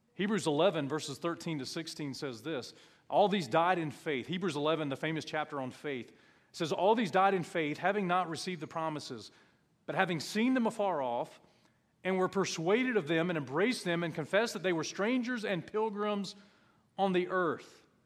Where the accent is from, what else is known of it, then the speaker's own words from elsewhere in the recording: United States; as an American.